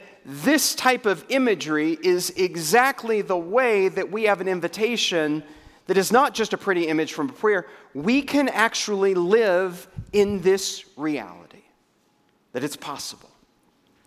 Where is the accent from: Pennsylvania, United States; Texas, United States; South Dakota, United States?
Texas, United States; Waco; in Central Texas in my hometown when a brand new restaurant comes to the greater metropolitan area of Waco, Texas.